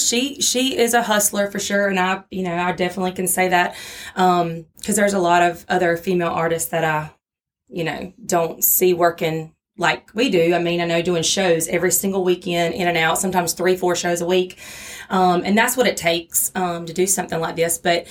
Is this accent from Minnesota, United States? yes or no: no; Waycross, Georgia, United States; I'm from Waycross, Georgia